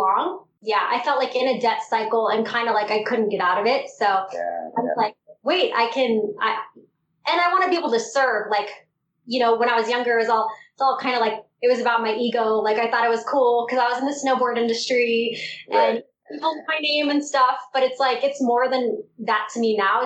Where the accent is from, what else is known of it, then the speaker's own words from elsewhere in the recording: Southern California, United States; I grew up in Southern California.